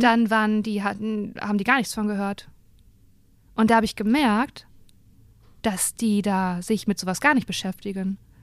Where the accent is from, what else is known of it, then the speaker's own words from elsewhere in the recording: Germany; dass ich Deutsche bin